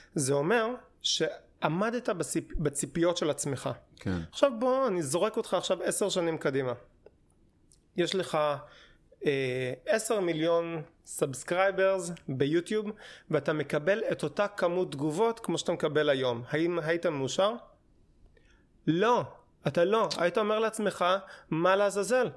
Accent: Hashmonaim, Israel; moved away as an adult; also born or lived in Jerusalem; now in Tel Aviv, Israel; התחלתי ביישוב, זה יישוב אה, דתי, נקרא חשמונאים

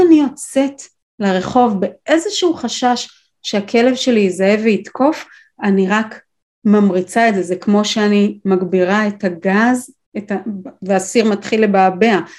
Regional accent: Israel; גדלתי בקיבוץ עם כלבת זאב

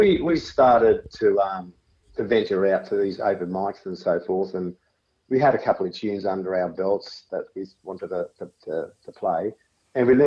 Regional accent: Sutherland Shire, New South Wales, Australia; We're down from the Southern Shire area.

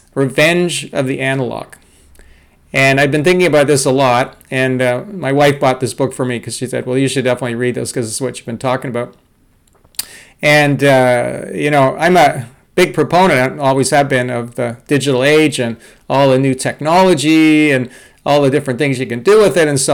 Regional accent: Toronto, Ontario, Canada; I grew up in Toronto, Canada

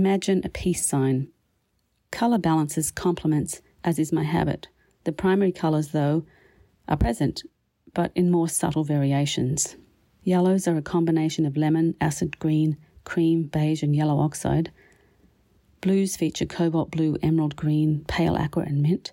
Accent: Australia; also born or lived in Winnipeg, Canada; now in Canada; my Canadian home as well as my Australian beginnings

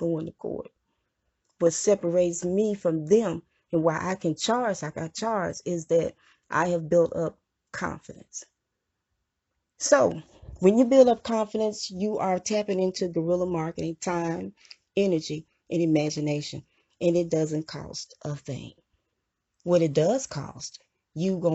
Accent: Mississippi, United States; I was from Mississippi, I was born in Mississippi

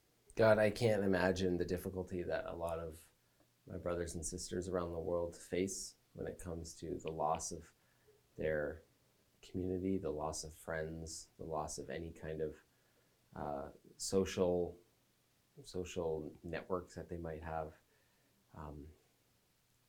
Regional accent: Canada; us as Canadian Christians

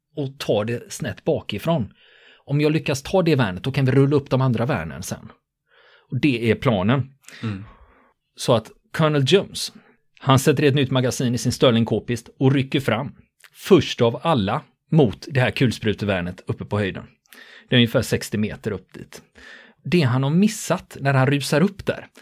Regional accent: Sweden; som svensk

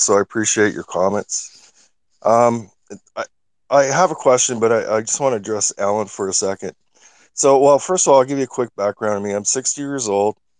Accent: Canada; I'm from Canada

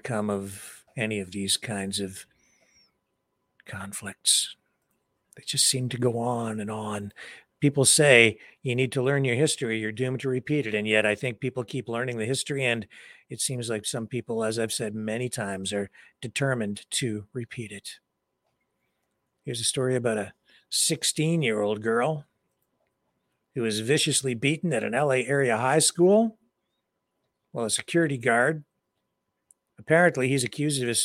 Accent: London, Ontario, Canada; In London, Ontario, my hometown

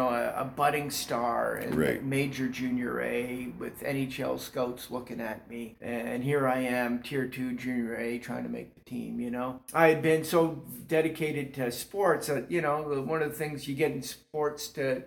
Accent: St. Catharines, Ontario, Canada; I come from St. Catharines. Mm-hmm. That's where I was born and raised. My dad worked at GM, and I was a hockey player.

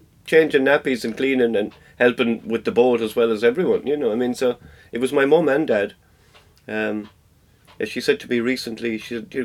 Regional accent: Ireland; we grew up sailing up in Lochdurg

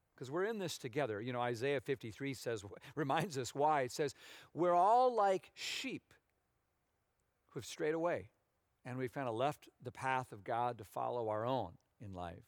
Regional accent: Minnesota, United States; moved away as an adult; I grew up in Minnesota, as a lot of you know, um, on the water, but it was a lake

